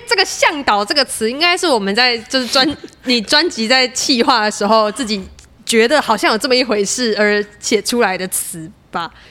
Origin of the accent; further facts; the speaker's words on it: Taiwan; accent: Taichung accent; 我我也是，我我我小时候是台中保姆带大，所以我我就是混了一点台中腔跟一些我自己发明的腔调